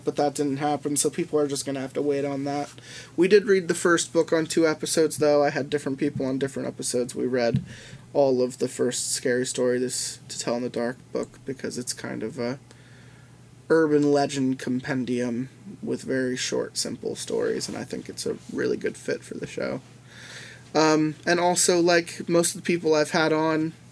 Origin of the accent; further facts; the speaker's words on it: Pennsylvania, United States; Growing up in Pennsylvania